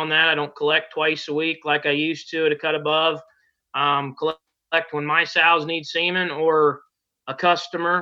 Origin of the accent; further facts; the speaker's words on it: Ohio, United States; moved away as an adult; also born or lived in Casper, Wyoming / Colorado / Benedict, Nebraska; went to high school at Hillsdale High School here in my hometown